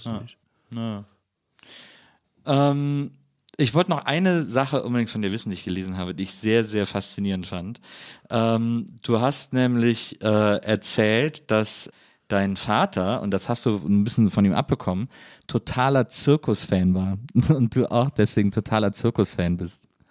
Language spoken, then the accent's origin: German; Wesseling, North Rhine-Westphalia, Germany; ich komme aber aus Wesseling, das liegt zwischen Köln und Bonn